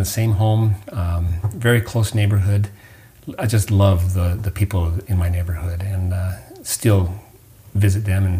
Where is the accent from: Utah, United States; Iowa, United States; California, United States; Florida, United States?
Utah, United States; moved away; also born or lived in Huntsville, Alabama; I grew up in Utah, and so skiing was a big part of my life.